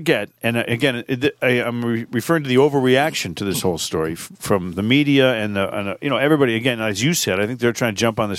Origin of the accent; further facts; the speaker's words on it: Upton, Massachusetts, United States; my hometown of Upton, Massachusetts, where I live now.